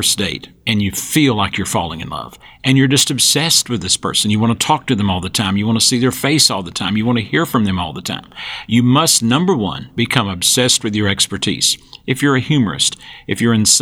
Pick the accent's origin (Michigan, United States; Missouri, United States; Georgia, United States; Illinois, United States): Georgia, United States; Western North Carolina, rural North; I grew up, and you can tell by my accent, in the rural part of North Georgia, Western North Carolina